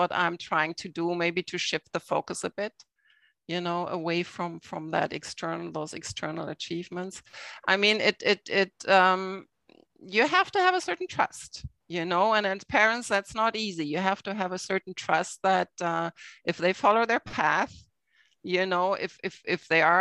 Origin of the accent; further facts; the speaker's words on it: Germany; moved away as an adult; now in Toronto, Canada; I'm from Germany